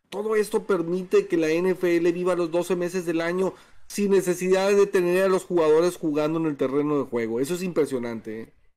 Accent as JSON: {"language": "Spanish", "country": "Mexico", "said": "somos de México"}